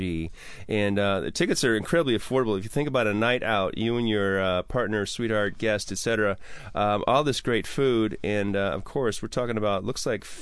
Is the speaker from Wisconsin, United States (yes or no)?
yes; Wisconsin, United States; now in Washington, United States; I'm from Wisconsin